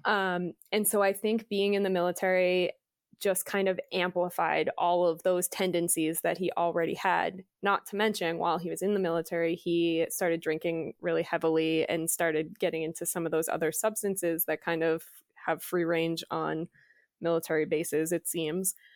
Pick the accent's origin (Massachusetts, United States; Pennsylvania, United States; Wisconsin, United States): Massachusetts, United States; We grew up in Massachusetts, which is on the East Coast